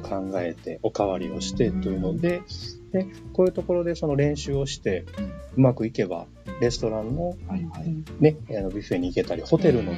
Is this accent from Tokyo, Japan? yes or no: no; Neyagawa, Osaka, Japan; now in Ibaraki, Japan; 出身はですね、あの、寝屋川というところなんですけれども、今は茨 城市に住んでおります